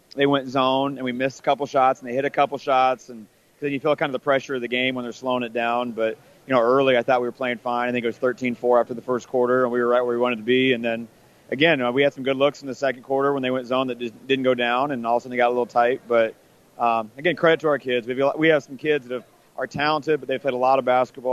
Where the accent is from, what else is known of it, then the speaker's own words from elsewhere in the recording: Orleans, Nebraska, United States; I'm a small school kid. I was from Orleans